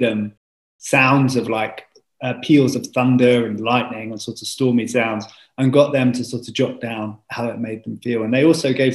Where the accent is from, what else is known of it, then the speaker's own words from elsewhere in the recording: London, United Kingdom; I grew up in North London